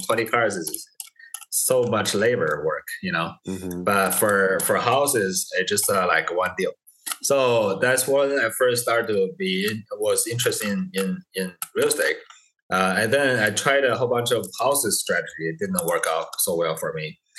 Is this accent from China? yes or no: yes; China; English is a second language; now in United States; I came from China about 11 years ago.